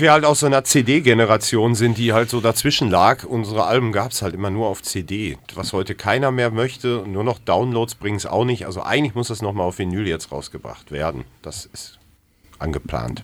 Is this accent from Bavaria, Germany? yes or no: no; Ruhr area, North Rhine-Westphalia, Germany; now in Hamburg, Germany; Ich bin zugezogener aus dem Ruhrpott